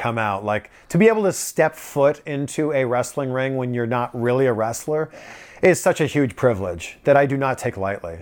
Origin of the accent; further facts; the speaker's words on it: Pickering, Ontario, Canada; moved away as an adult; also born or lived in Toronto / Vancouver; now in South Florida, United States; my hometown in Pickering, living at my parents' house